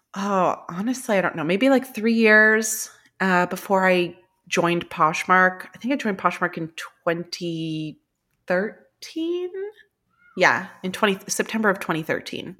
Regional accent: California, United States; moved away as an adult; now in New York, United States; I'm originally from California, but I've been in New York now for about twelve years

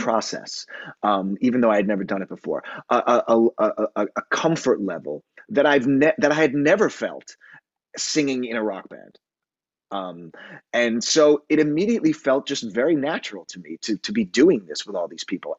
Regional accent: New York City, New York, United States; also born or lived in Long Island; I grew up in on Long Island and in New York City

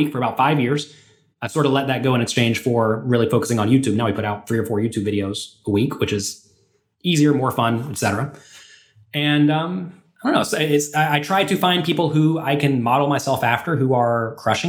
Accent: United States; I'm an American poker player

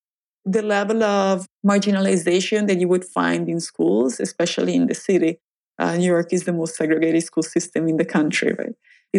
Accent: Italy; English is a second language; And my accent actually didn't hold me back. It was like the moment people realized I was Italian, they would love to have coffee with me or just say they had an Italian friend.

